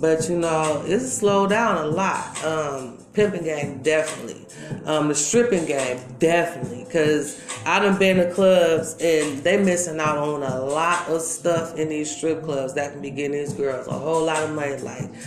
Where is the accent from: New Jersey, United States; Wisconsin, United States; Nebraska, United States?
Wisconsin, United States; Milwaukee; I'm born and raised here in Milwaukee, Wisconsin, baby. Yeah, Milltown.